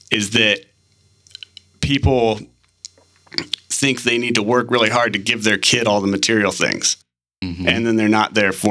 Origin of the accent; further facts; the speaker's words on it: Manila, Metro Manila, Philippines; when I was three, my parents bought a house in Manila, and so I grew up out in Manila